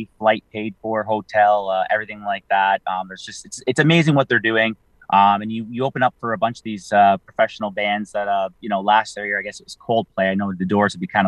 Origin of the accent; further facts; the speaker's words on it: St. Catharines, Ontario, Canada; I'm from St. Catharines